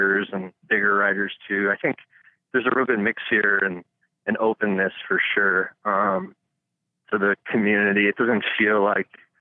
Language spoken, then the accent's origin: English; Colorado, United States; I grew up in Colorado